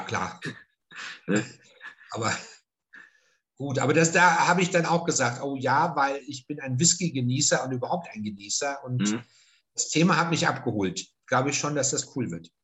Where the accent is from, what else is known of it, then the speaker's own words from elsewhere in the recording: northern Ruhr area, north of Dortmund, North Rhine-Westphalia, Germany; now in Franconia, Germany; nördliches Ruhrgebiet, Münsterland, also nördlich von Dortmund ist mein, mein Ort, wo ich herstamme.